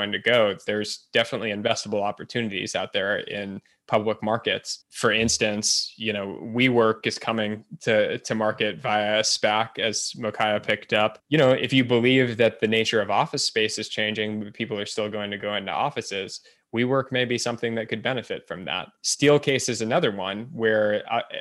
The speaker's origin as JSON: {"language": "English", "country": "United States", "said": "as an American"}